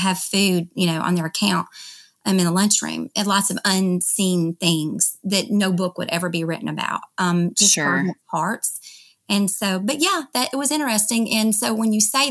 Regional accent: Memphis, Tennessee, United States; moved away as an adult; also born or lived in Dallas, Texas; now in Texas, United States; I'm from Memphis, and we ended up moving back there.

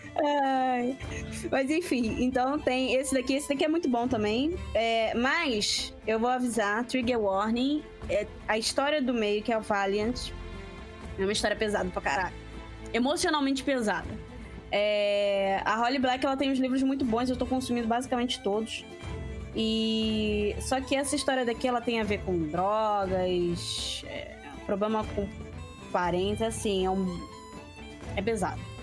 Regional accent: Rio de Janeiro, Brazil; Eu sou carioca

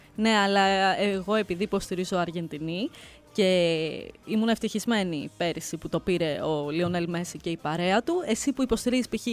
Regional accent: Greece; Γιατί είμαι από την Ελλάδα.

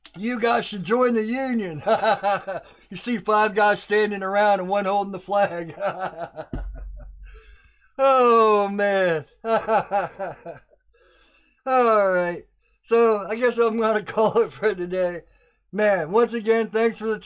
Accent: United States; I'm an American and we're just stubborn people.

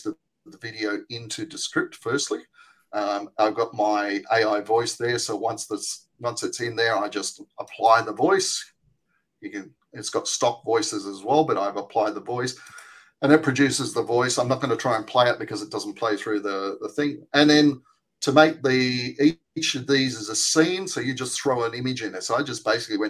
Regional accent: Australia; accent: Australian; my Australian accent

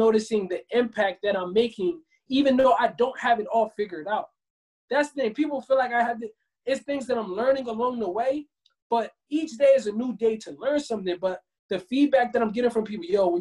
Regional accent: Camden, New Jersey, United States; moved away as an adult; now in Los Angeles, United States; growing up, I'm from Camden, New Jersey

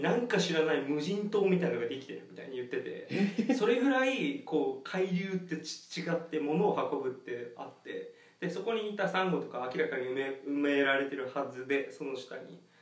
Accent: Okinawa, Japan; 俺沖縄出身だから

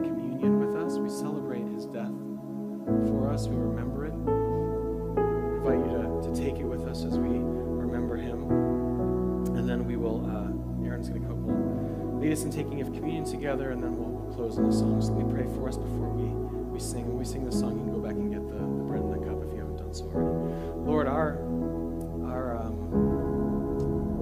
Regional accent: United States; as an American

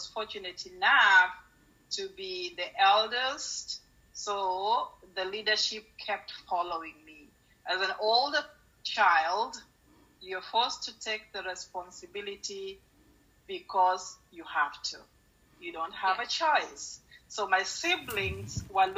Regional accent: Nairobi, Kenya; moved away as an adult; also born or lived in Kisumu, Kenya; now in Florida, United States; I live in Florida, born and raised in Kenya, went to school both in Nairobi and part of Kisumu, but most of it was in Nairobi

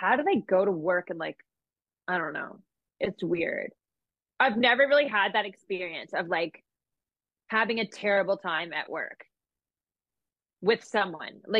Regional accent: Canada; I'm Canadian and we do things very differently in Canada

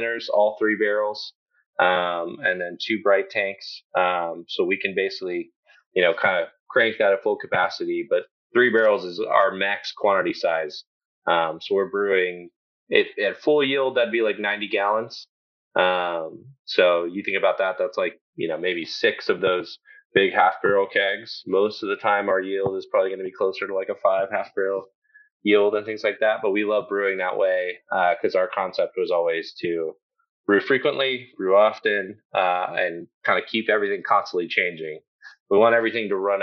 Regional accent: Garland, Texas, United States; we grew up in Garland, just outside of Dallas. So kind of Dallas born and raised, spent most of our time in Texas

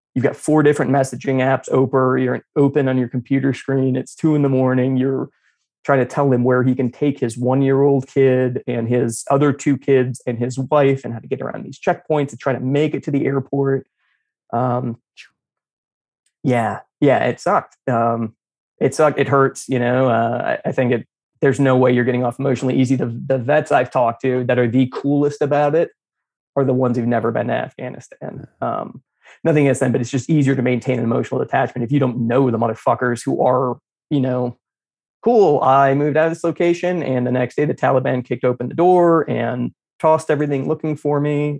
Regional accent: Kentucky, United States; moved away as an adult; I'm from Kentucky.

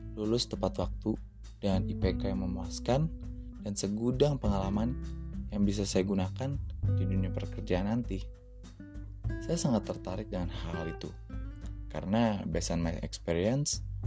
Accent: Jakarta, Indonesia; moved away as an adult; now in Sumatra, Indonesia; Saya berasal dari Jakarta

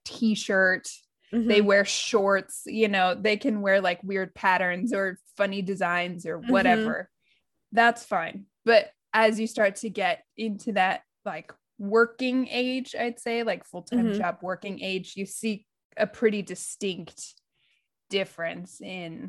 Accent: United States

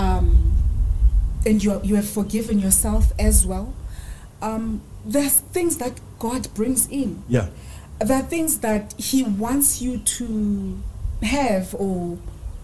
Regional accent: Eastern Cape, South Africa; also born or lived in Bloemfontein, Free State; I hail from the Eastern Cape

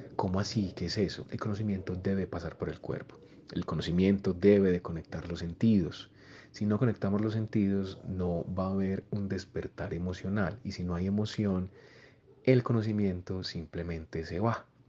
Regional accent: Copacabana, Antioquia, Colombia; also born or lived in Medellín; Yo nací en Medellín, pero fui criado toda la vida en un municipio de Antioquia que es muy cercano a Medellín, que se llama Copacabana.

